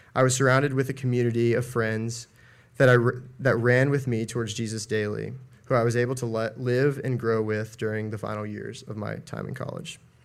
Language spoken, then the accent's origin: English; Asheville, North Carolina, United States; I'm from Asheville, North Carolina